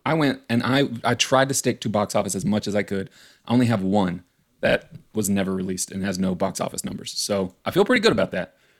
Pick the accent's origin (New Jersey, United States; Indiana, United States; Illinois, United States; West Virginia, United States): West Virginia, United States; I'm from West Virginia